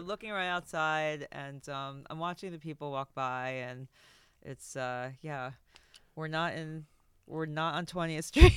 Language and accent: English; New York City, New York, United States; moved away; also born or lived in Europe; I grew up in New York in the 80s as, you know, a kid, and then moved to Europe for most of the 90s